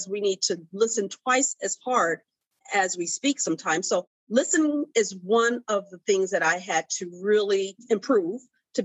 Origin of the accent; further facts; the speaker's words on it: Miami, Florida, United States; You're from my hometown